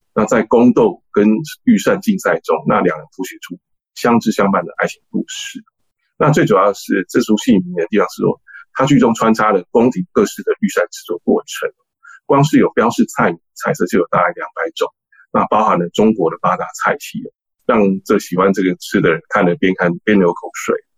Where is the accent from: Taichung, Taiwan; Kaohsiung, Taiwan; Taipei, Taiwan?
Taipei, Taiwan; 我是从小出生在台北市北投区哦，那我们是一个闽南家庭，所以我从小就接触到闽南人的一些家常菜啊